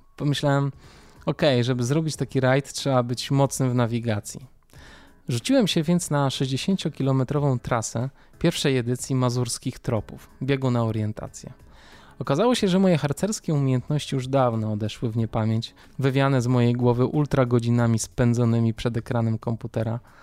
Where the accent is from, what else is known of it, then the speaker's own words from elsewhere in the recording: Warsaw, Masovian Voivodeship, Poland; Urodziłem się oraz mieszkam w Warszawie. Dzieciństwo miałem raczej klasyczne. Mama, tata, starsza siostra, mieszkanie na warszawskiej Pradze